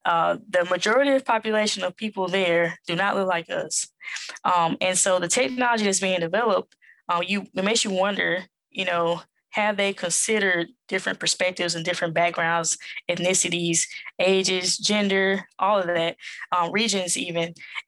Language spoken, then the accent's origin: English; Southern United States, United States; accent: Southern; It's not going to recognize my Southern accent.